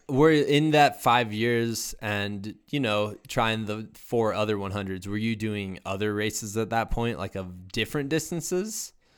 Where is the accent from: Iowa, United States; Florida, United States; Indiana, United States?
Iowa, United States; I'm also from Iowa